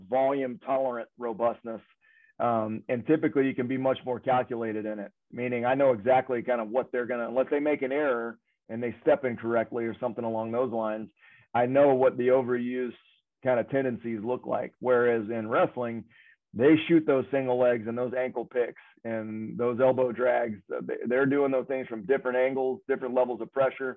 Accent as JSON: {"language": "English", "region": "the South", "country": "United States", "moved": "as an adult", "said": "I'm from the South"}